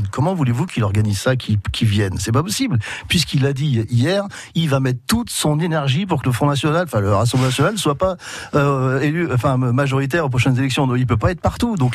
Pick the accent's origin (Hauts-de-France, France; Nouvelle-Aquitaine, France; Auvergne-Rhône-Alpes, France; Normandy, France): Normandy, France; Sainte-Mère-Église; born there; moi je suis né près de Sainte-Marie-Église